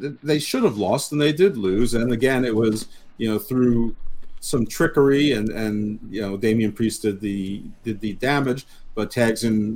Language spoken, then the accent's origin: English; United States; I'm from the United States